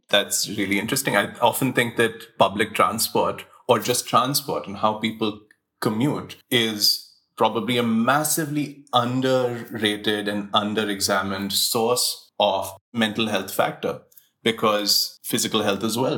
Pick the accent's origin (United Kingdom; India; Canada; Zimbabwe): India; Mumbai, Maharashtra; I was born in Breach Candy Hospital